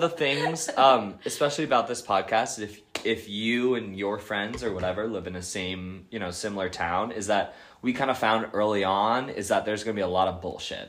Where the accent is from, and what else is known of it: Bronxville, New York, United States; born or raised there; also born or lived in Carver, Massachusetts